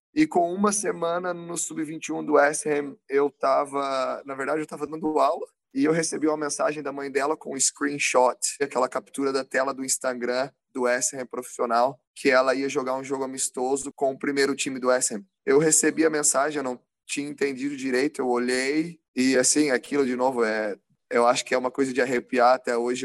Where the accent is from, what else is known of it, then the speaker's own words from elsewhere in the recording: Rio Claro, São Paulo, Brazil; moved away as an adult; also born or lived in Campinas; now in Australia; quando eu mudei do interior de São Paulo, Rio Claro, de onde sou, para Campinas